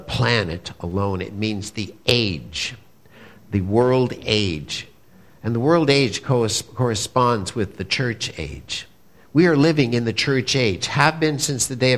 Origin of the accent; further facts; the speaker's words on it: Montreal, Quebec, Canada; I'm a good Jewish boy from Montreal